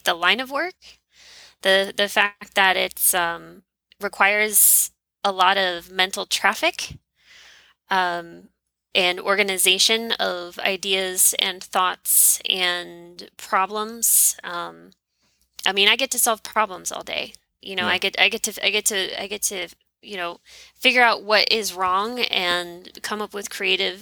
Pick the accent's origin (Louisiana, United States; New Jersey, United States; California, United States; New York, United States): Louisiana, United States; I'm from Louisiana.